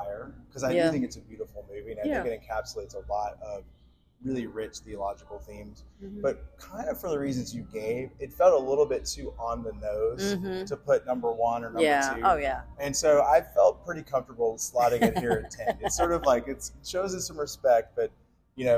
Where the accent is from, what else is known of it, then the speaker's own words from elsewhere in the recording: Alabama, United States; I'm from Alabama